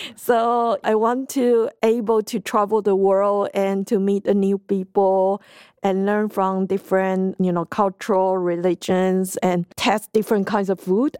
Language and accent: English; Taiwan; i'm from taiwan